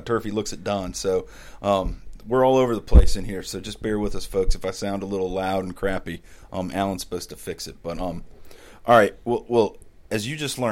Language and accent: English; Midwest, United States; I grew up in the Midwest